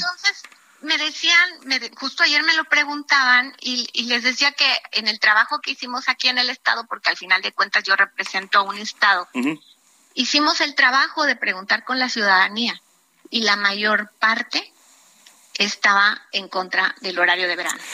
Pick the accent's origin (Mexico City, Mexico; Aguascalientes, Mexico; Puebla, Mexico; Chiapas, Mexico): Chiapas, Mexico; yo soy de Chiapas y manejamos la el horario de la Ciudad de México